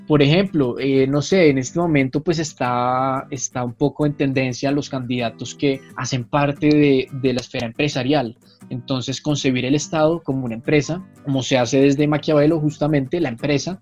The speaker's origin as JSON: {"language": "Spanish", "country": "Colombia", "said": "en mi país"}